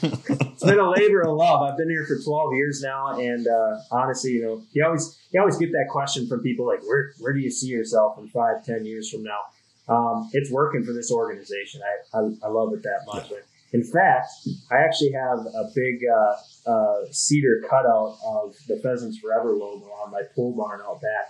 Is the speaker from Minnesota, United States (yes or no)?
yes; Duluth, Minnesota, United States; I grew up in Duluth, Minnesota